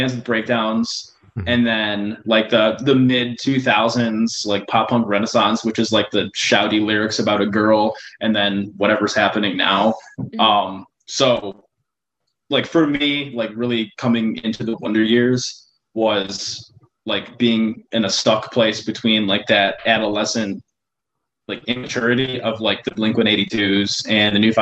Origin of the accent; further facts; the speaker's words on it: Michigan, United States; moved away as an adult; now in Ohio, United States; But I'm from Michigan. Me and Dylan went to high school together.